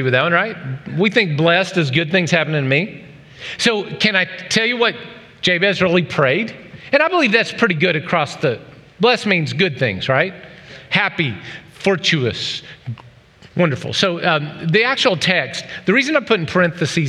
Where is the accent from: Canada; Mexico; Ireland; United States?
United States; the South; moved away; I was raised in the South